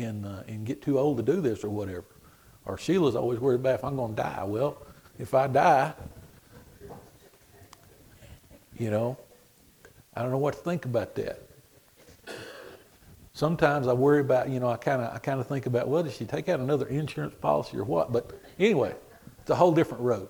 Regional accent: Swenson, Texas, United States; I'm from Swenson

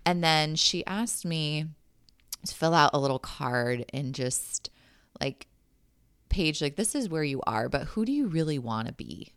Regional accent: San Jose, California, United States; moved away as an adult; now in Lake Elmo, United States; I was born and raised in San Jose, California, and my family and I moved out to Lake Elmo, Minnesota a year and a half ago.

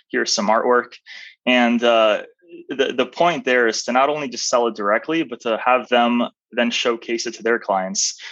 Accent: Arizona, United States; also born or lived in Albania; came to the United States at a fairly young age. I was four and a half. Man. And I grew up in Arizona, raised in Arizona, went to school in Arizona all the way through university.

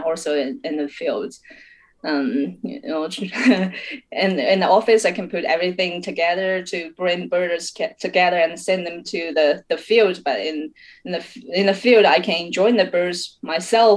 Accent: Yunnan, China; English is a second language; moved away as an adult; now in Chengdu, China; I was raised up in Yunnan.

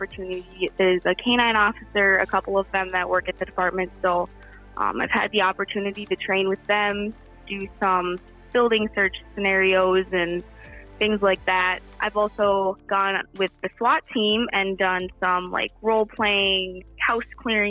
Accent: Ortonville, Minnesota, United States; I attended high school in Ortonville, Minnesota, and then I moved upon graduating.

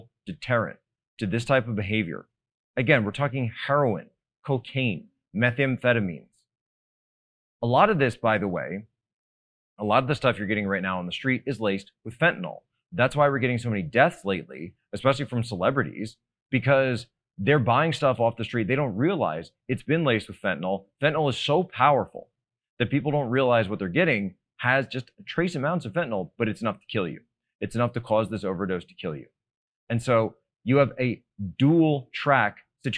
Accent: Montgomery County, Pennsylvania, United States; I'm not from Delco, but very close, Monco.

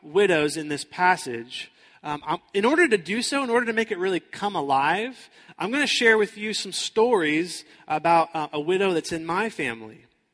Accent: Houston, Texas, United States; moved away as an adult; now in Florida, United States; I grew up in Houston, Texas

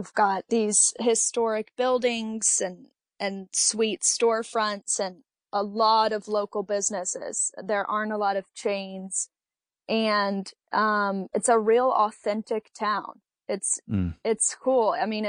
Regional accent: Kentucky, United States; I played soccer in high school, because I'm from Western Kentucky, and we've got the rivers and we've got, you know, some mountains in the east

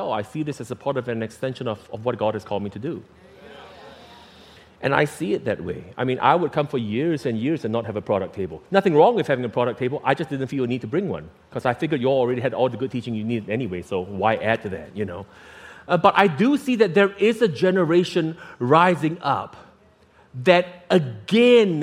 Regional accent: Singapore; as a kid growing up in Singapore

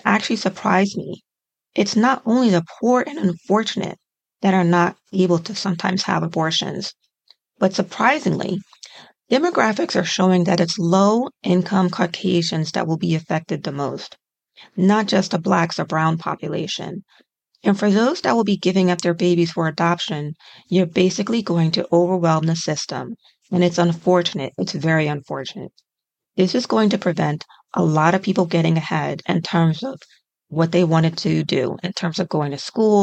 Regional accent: United States; as an American

